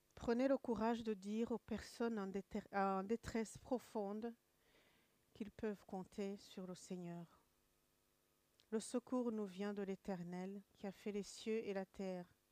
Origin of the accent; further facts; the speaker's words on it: Kigali, Rwanda; moved away; je suis rwandaise, de Kigali